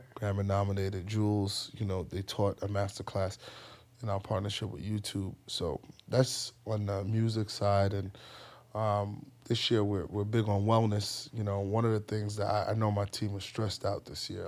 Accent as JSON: {"language": "English", "town": "New York City", "region": "New York", "country": "United States", "tie": "born or raised there", "also_born_or_lived": "Ghana", "said": "I grew up in the Bronx"}